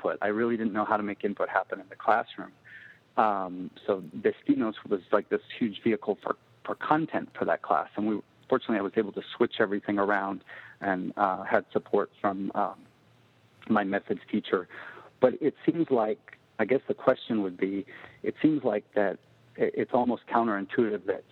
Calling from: Laguna Beach, California, United States; I'm calling from Laguna Beach, actually.

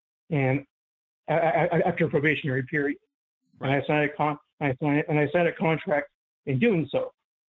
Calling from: St. Louis, Missouri, United States; from St. Louis. Out of Progressive Law 41.

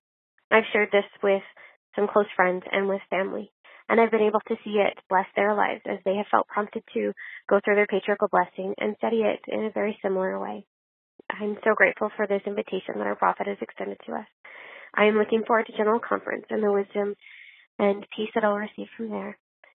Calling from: Lethbridge, Alberta, Canada; I'm from Lethbridge, Alberta, Canada

